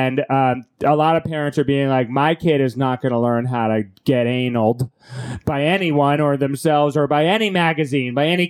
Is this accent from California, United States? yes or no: no; Rhode Island, United States